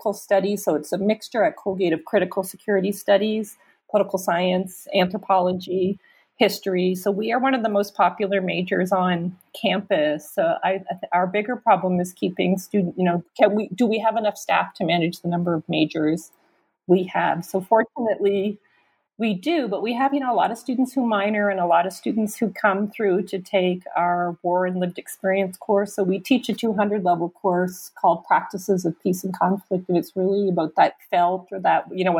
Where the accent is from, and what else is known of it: Canada; moved away as an adult; also born or lived in upstate New York, United States; now in United States